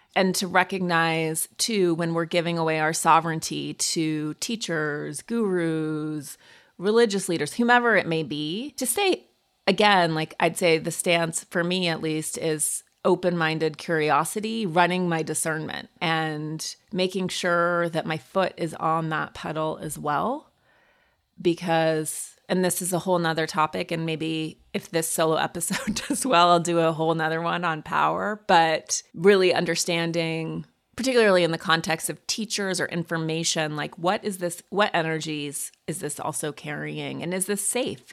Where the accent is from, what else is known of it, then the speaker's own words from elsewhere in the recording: Montana, United States; I grew up in Montana